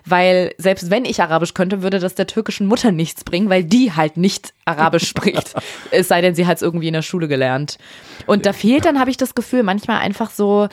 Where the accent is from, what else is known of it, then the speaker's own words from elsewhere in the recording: Berlin, Germany; ich bin in Berlin geboren